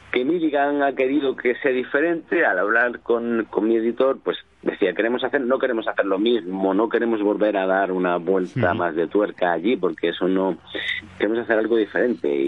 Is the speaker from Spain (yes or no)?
yes; southern Spain, Spain; del sur de España.